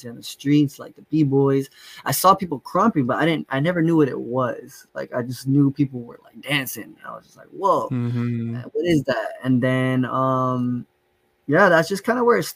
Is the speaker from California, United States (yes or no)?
yes; San Bernardino, California, United States; also born or lived in Poway, San Diego / Los Angeles; Maybe till like I was eight or nine, I moved out to San Bernardino over here with my grandparents. And ever since then, I've been out here in San Bernardino, repping the IE